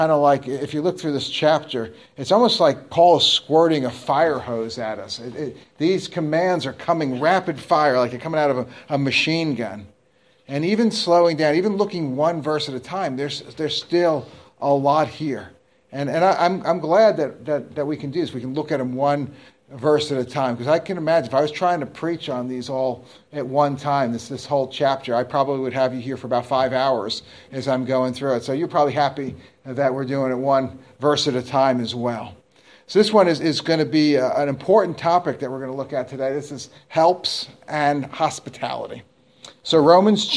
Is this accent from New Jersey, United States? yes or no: yes; New Jersey, United States; moved away as an adult; also born or lived in New York City / North Carolina; I grew up in New Jersey. I was born in New York City, but my parents moved to New Jersey when I was only a few months old.